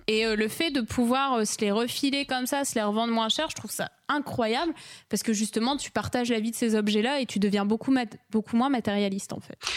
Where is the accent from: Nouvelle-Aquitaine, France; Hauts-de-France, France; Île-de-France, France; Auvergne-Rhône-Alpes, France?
Hauts-de-France, France; Lille; moved away as an adult; now in Bordeaux, France; de base, je suis lilloise